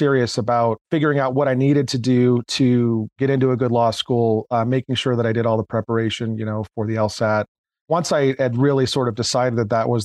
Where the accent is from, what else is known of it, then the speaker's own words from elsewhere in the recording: Bay Area, California, United States; also born or lived in North County, San Diego; I grew up originally in the Bay Area